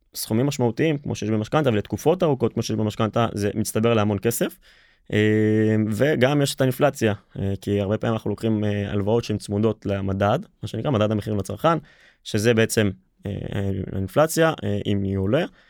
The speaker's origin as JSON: {"language": "Hebrew", "country": "Israel", "said": "לפחות אצלנו בישראל"}